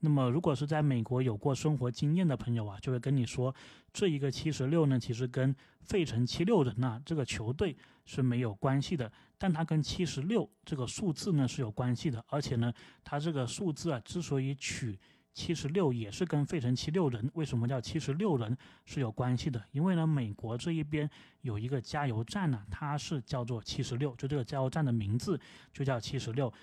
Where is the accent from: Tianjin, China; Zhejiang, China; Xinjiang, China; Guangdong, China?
Guangdong, China; moved away as an adult; now in United States; 作为广东人呢